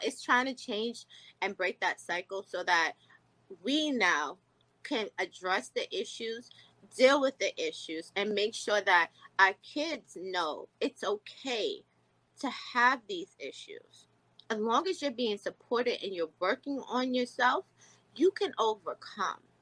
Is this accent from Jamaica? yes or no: yes; Jamaica; being from a Jamaican culture